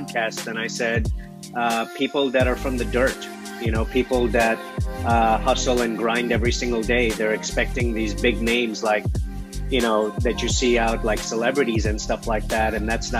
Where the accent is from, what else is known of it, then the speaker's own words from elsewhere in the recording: Kenya; I was born in Kenya.